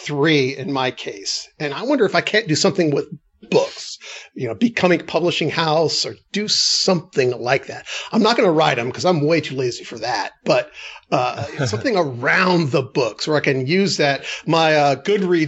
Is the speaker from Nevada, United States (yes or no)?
no; Los Angeles, California, United States; I'm a city boy living and growing up in Los Angeles